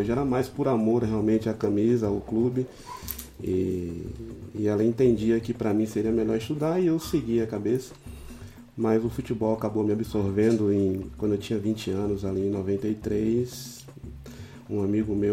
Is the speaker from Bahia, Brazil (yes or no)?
yes; Alagoinhas, Bahia, Brazil; Então a minha infância foi toda ali em Alagoinhas, praticamente, né?